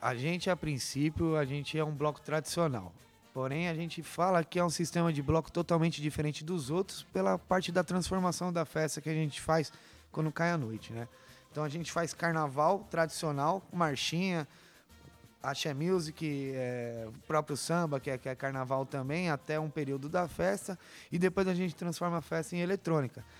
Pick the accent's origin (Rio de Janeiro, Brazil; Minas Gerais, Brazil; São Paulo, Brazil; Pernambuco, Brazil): São Paulo, Brazil; Parque Cecap; por morar desde que nasci no Parque Secap